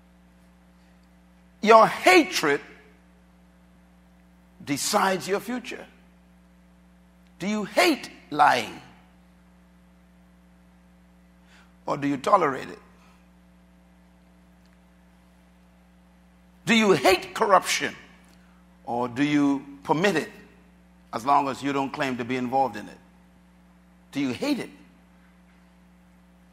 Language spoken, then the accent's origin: English; Bahamas; when I was growing up in the Bahamas here